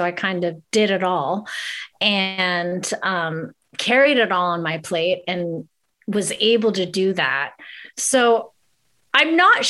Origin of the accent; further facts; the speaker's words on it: Greensburg, Pennsylvania, United States; now in Los Angeles, United States; I'm a hardworking gal from Pittsburgh, Pennsylvania.